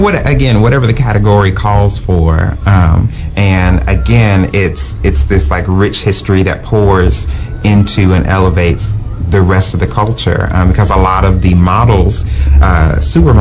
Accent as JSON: {"language": "English", "town": "Houston", "region": "Texas", "country": "United States", "said": "as a Houston girl"}